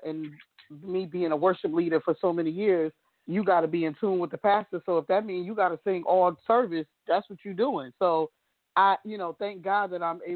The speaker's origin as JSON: {"language": "English", "town": "Danbury", "region": "Connecticut", "country": "United States", "tie": "born or raised there", "said": "Connecticut, Danbury, Connecticut. That's where I live"}